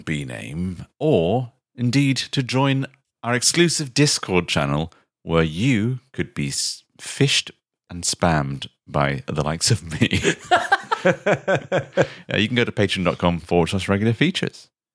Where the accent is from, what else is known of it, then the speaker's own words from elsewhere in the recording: Ireland; as an Irishman, speaking as an Irishman